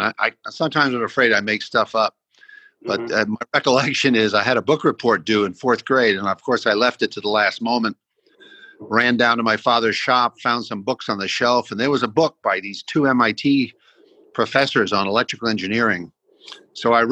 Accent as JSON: {"language": "English", "town": "New York City", "region": "New York", "country": "United States", "tie": "born or raised there", "also_born_or_lived": "Boston area / Palo Alto", "moved": "yes", "lives_now": "Austin, United States", "said": "I was born in Brooklyn, 1946"}